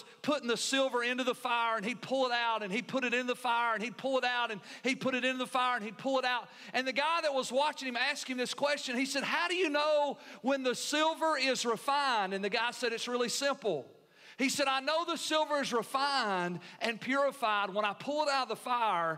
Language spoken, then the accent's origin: English; United States; as American Christians